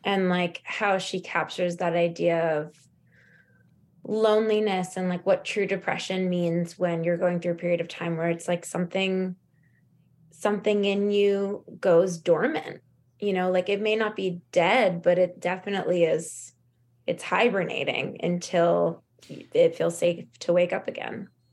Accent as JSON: {"language": "English", "town": "Los Angeles", "region": "California", "country": "United States", "tie": "born or raised there", "said": "growing up in Los Angeles"}